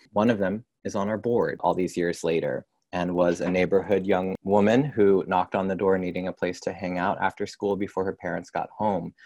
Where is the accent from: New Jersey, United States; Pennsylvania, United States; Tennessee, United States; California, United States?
California, United States; Orange County, Southern; in Orange County. And that's where I was born, raised, and grew up